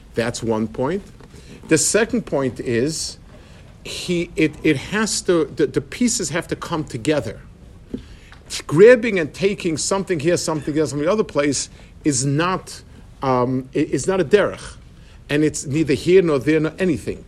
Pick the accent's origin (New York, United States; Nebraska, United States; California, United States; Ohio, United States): New York, United States; New York City; When I was growing up in Lower East Side, we had a lot of Yidden